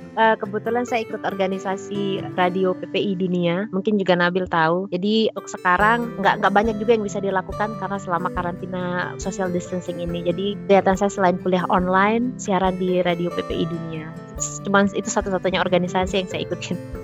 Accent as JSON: {"language": "Indonesian", "country": "Indonesia", "moved": "as an adult", "lives_now": "Poland", "said": "kita orang Indonesia"}